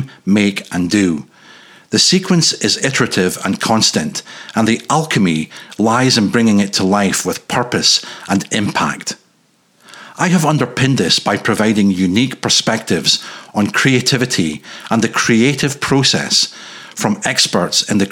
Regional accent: north-east Scotland, United Kingdom; moved away; growing up in Caledonia's northeastern peninsula's bitter edge

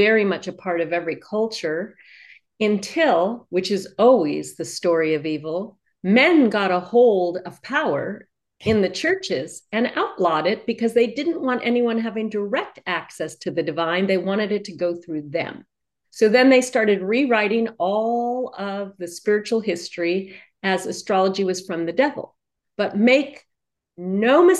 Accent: New York City, New York, United States; I was born in New York City

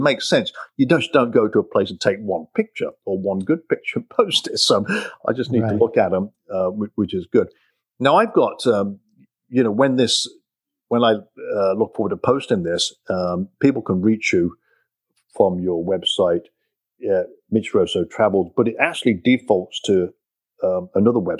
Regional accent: England, United Kingdom; moved away as an adult; now in United States; I'm from England. You probably tell from my accent.

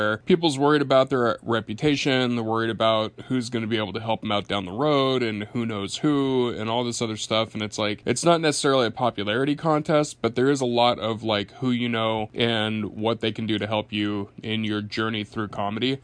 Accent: Yakima, Washington, United States; moved away as an adult; also born or lived in Portland, Oregon / Seattle, Washington; now in New York, United States; Washington State, my hometown, Yakima, Washington. So it's a little town over in Eastern Washington

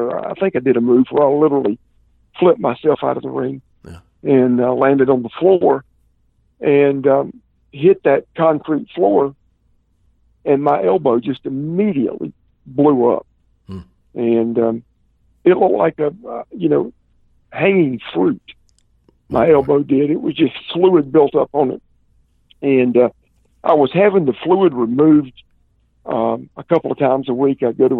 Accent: the South, United States; And I'm from the South, man, and if something hurts, the way you fix it is you get a goodie powder.

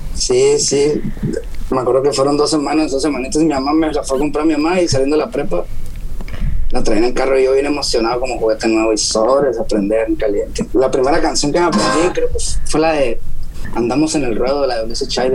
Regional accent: Ciudad Constitución, Baja California Sur, Mexico; Soy de Ciudad Constitución, de Baja California

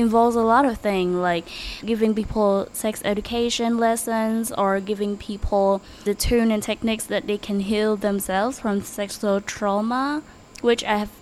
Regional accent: Ho Chi Minh City, Vietnam; I'm from Saigon, born and raised here in Saigon

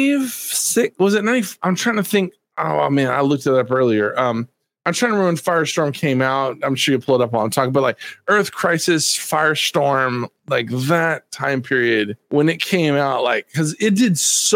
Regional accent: Texas, United States; also born or lived in Dallas-Fort Worth, Texas / New Orleans, Louisiana; I'm from Texas. Especially at the time I lived in the Dallas-Fort Worth area, you know, Dallas, Texas

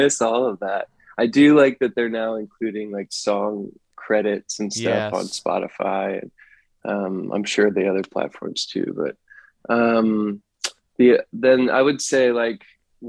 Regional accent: Pennsylvania, United States; I grew up in Pennsylvania

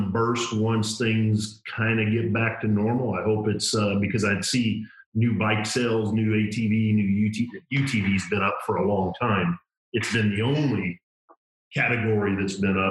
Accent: Iowa, United States; Growing up in Iowa

